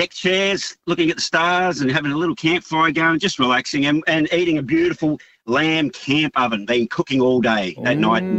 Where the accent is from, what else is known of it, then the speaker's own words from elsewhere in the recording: Mildura, Victoria, Australia; moved away; I'm originally from Mildura